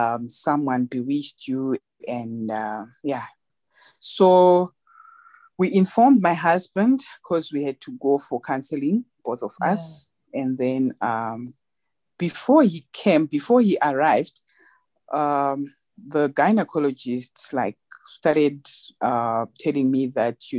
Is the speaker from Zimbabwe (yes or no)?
yes; Zimbabwe; moved away as an adult; now in South Africa; I was born in Zimbabwe. Mm-hmm. I grew up in Zimbabwe and then I came to South Africa.